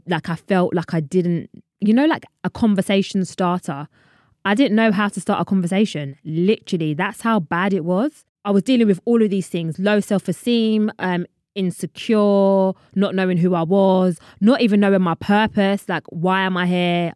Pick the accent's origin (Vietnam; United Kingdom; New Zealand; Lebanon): United Kingdom; London; I'm from London.